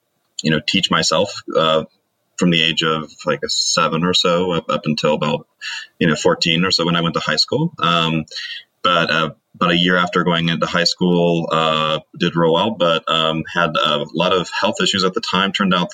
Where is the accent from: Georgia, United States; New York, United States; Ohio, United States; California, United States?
Ohio, United States; Cincinnati; moved away as an adult; also born or lived in Heidelberg, Germany; I grew up on the western side of Cincinnati